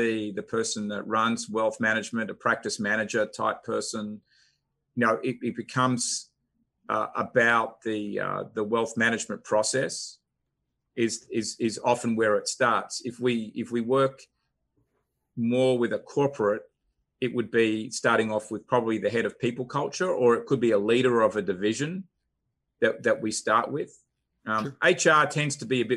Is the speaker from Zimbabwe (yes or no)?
no; Australia; moved away as an adult; now in Atlanta, United States; I'm originally from Australia, but came to Atlanta 16, 17 years ago